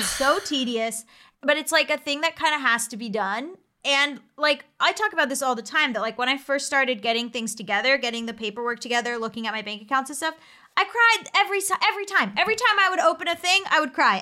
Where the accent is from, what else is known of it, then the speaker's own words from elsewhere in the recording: United States; as an American